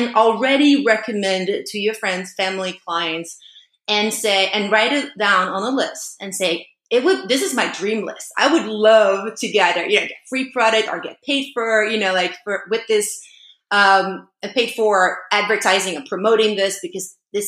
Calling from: Maui, Hawaii, United States; And yeah, I'm calling in from Maui

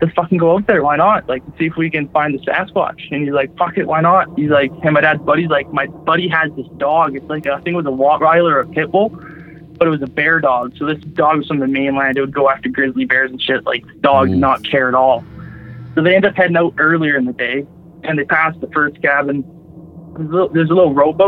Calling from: Campbell River, British Columbia, Canada; calling from Vancouver Island, BC, Canada

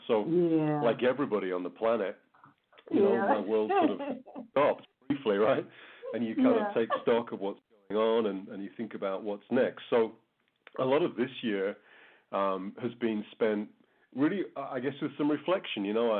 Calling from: Calgary, Alberta, Canada; So I'm in Calgary in Alberta, which is, I guess, a couple of hours north of the U.S. border here in Canada.

